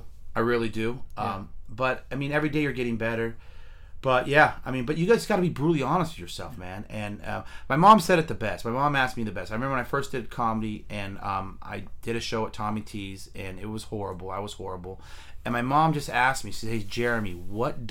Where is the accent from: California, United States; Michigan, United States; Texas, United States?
California, United States; Fremont; Fremont. Born and raised.